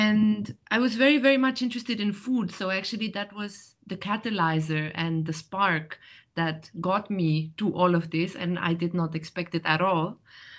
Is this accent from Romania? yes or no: yes; Romania; moved away; also born or lived in Switzerland; I actually come from Romania.